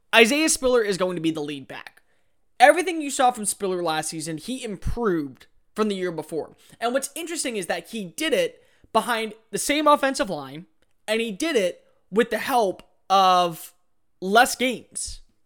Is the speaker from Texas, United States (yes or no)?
yes; The Woodlands, Texas, United States; the Woodlands, Texas, my hometown